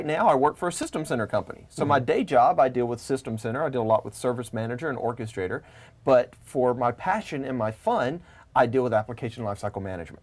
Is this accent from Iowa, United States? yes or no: no; Tupelo, Mississippi, United States; I'm from Tupelo, Mississippi.